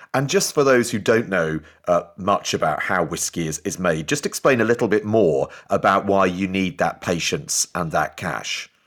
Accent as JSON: {"language": "English", "town": "Newcastle upon Tyne", "region": "North East England", "country": "United Kingdom", "said": "I'm actually a Geordie"}